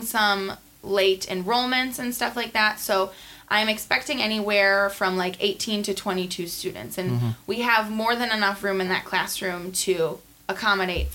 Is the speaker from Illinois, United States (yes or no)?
no; South Milwaukee, Wisconsin, United States; This is in my hometown. I had loved everything about going to Rawson and attending that grade school.